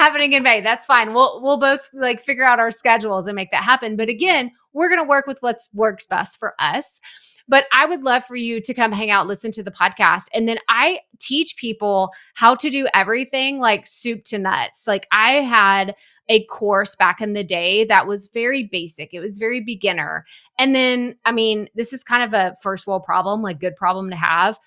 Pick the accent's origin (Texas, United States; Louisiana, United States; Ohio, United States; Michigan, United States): Texas, United States; East; now in Houston, United States; I'm from East Texas